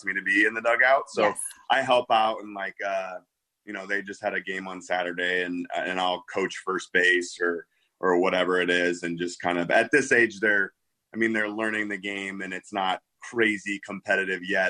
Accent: Midwest, United States; now in Naperville, United States; I'm from the Midwest.

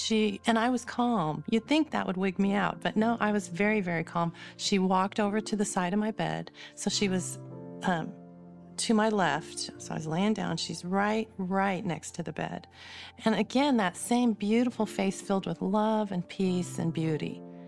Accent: California, United States; born there; also born or lived in Arizona; now in West Jordan, United States; I was born in California, spent a lot of my life in Arizona and California, kind of going back and forth. I'm now in West Jordan, Utah

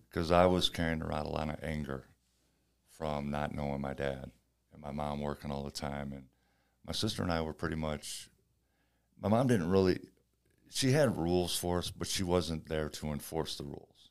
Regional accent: St. Louis, Missouri, United States; I started out at the boys' club in Saint Louis.

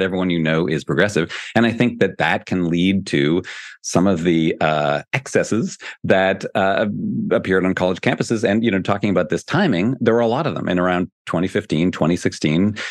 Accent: Canada; now in United States; I'm from Canada originally

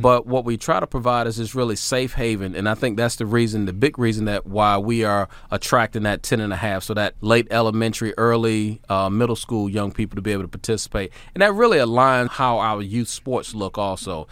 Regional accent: Hampton Roads, Virginia, United States; also born or lived in Tennessee; it was a joy to go back to my hometown just to be able to run that Y where my mom was a member

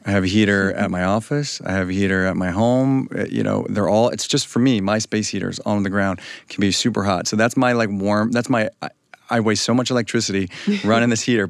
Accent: West Texas, United States; I'm from West Texas. It does get cold at night, but it's also relatively hot.

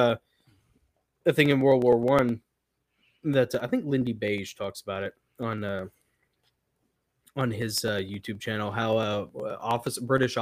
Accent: the American South, United States; as a Southerner

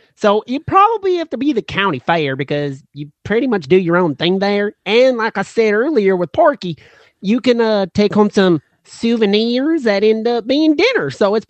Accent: the South, United States; Well, like I said, we're out from the South.

